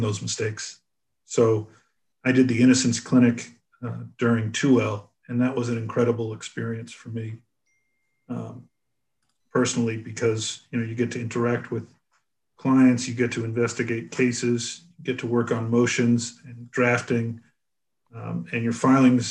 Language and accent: English; Newton, Massachusetts, United States; also born or lived in Boston; I'm originally from Boston and grew up in Newton, Massachusetts.